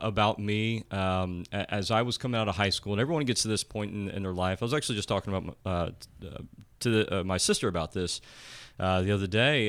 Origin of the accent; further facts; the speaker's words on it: Blanchester, Ohio, United States; I'm from Lancaster. I'm born and raised here, and my parents are both also born and raised